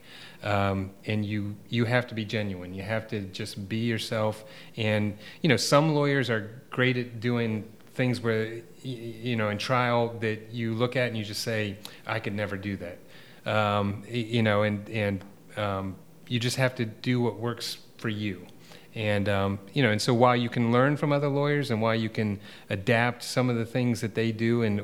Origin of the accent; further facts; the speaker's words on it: East Coast, United States; moved away as an adult; also born or lived in Portland, Oregon / Atlanta, Georgia; now in Savannah, United States; I was from the East Coast.